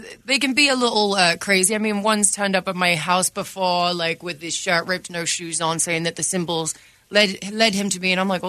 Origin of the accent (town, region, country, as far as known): England, United Kingdom